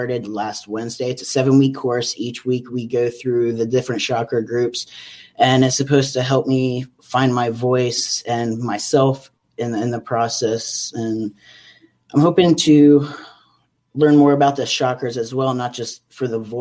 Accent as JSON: {"language": "English", "region": "Pennsylvania", "country": "United States", "moved": "as an adult", "lives_now": "California, United States", "said": "I'm originally from Pennsylvania. Due to job transfer, I'm living out in California now."}